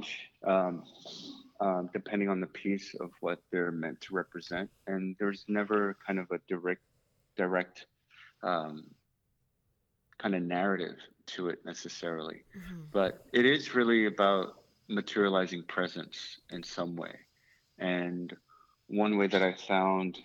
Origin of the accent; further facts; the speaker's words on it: New York City, New York, United States; growing up in the Bronx, there weren't too many fields available to play soccer